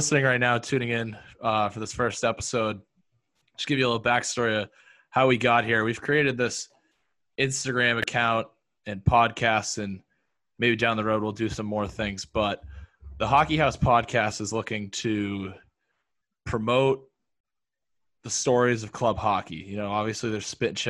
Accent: North Conway, New Hampshire, United States; moved away as an adult; now in Syracuse, United States; I'm from Northern New Hampshire, North Conway, for those of you who know it, and played 4 years of high school hockey

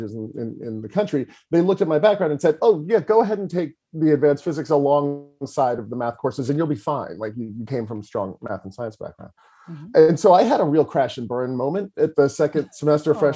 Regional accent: New York City, New York, United States; moved away as an adult; also born or lived in Providence; I grew up in New York City

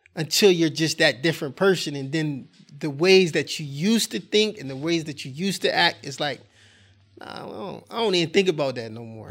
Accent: Wilmington, Delaware, United States; I'm born and raised in Wilmington, Delaware

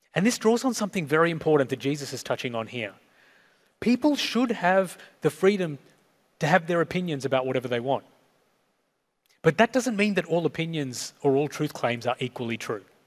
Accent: Sri Lanka; I was born in Sri Lanka, so I'm South Asian. ethnically

